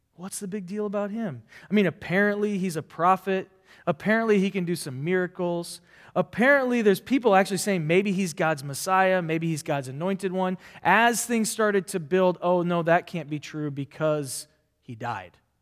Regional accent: Nebraska, United States; I'm from Nebraska, not a farmer

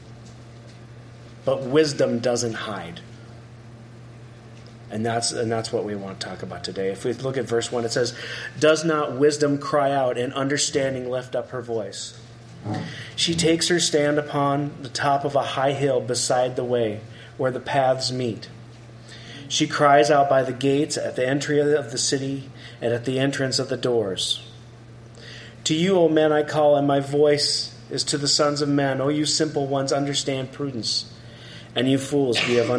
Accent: South Dakota, United States; moved away; when I grew up in South Dakota, we lived out in the country

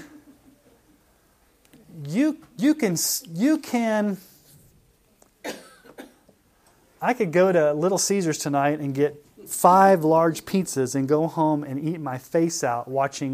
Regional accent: Colorado, United States; I'm from Colorado

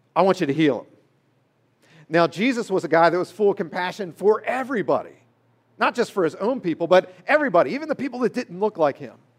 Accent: Maryland, United States; I grew up in Maryland

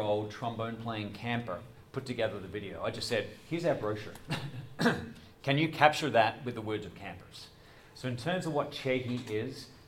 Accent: Adelaide, South Australia, Australia; moved away as an adult; also born or lived in Doylestown, Pennsylvania; now in United States; I'm from Adelaide

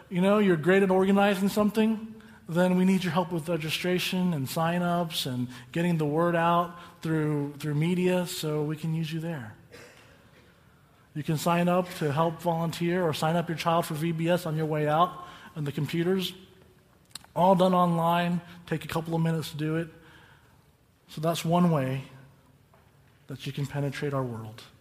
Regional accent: Calimesa, California, United States; the kingdom of heaven is like that small church I grew up in in Calimesa

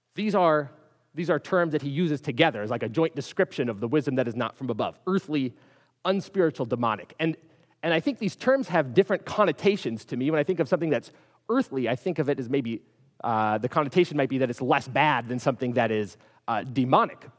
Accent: Minneapolis, Minnesota, United States; I grew up in Minneapolis, up in, up in the north

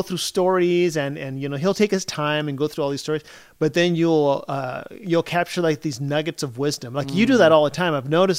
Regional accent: Chile; For those of you who don't know, I grew up in Chile. I grew up as a missionary in Chile. So we moved there in 1976.

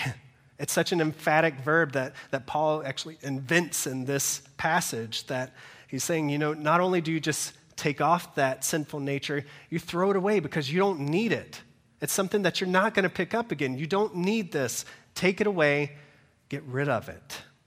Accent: Georgia, United States; moved away; I'm originally from Georgia

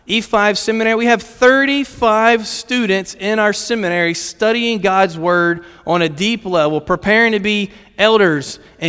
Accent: Virginia, United States; Yes, I am American, and I am from Virginia. I'm sorry, I'm not from Kentucky, but I am from Virginia.

